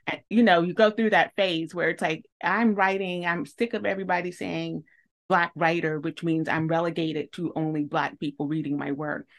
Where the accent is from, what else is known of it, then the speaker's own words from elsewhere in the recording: the South, United States; a southerner